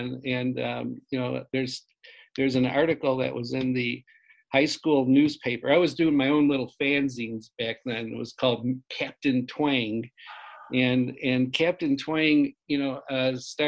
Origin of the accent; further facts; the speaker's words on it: Joliet, Illinois, United States; I grew up in Joliet, Illinois, which is about 60 miles southwest of Chicago